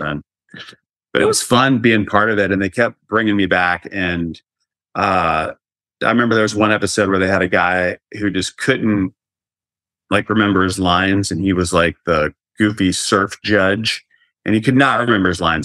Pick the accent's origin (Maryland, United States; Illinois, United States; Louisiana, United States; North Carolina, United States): North Carolina, United States; moved away; I am originally from North Carolina